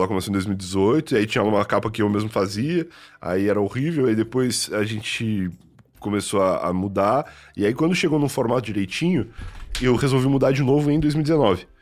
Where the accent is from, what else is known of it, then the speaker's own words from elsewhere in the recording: Rio Grande, Rio Grande do Sul, Brazil; also born or lived in Santa Vitória do Palmar; now in São Paulo, Brazil; eu sou de Rio Grande